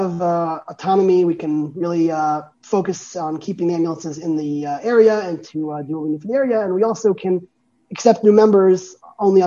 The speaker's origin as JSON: {"language": "English", "town": "Jerusalem", "region": "Jerusalem District", "country": "Israel", "tie": "born or raised there", "said": "I grew up in Harnof"}